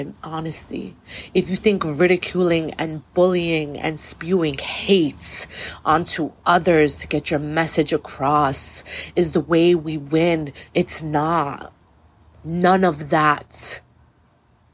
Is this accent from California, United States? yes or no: no; New York City, New York, United States; I was born and raised in Brooklyn, New York